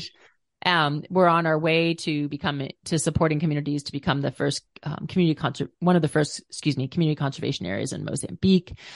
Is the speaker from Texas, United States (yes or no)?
no; Minnesota, United States; I grew up in Minnesota, which was not a rock climbing mecca